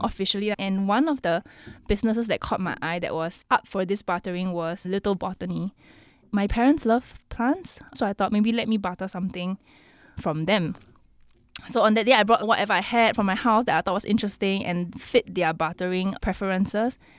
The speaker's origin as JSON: {"language": "English", "country": "Singapore", "said": "being a Singaporean"}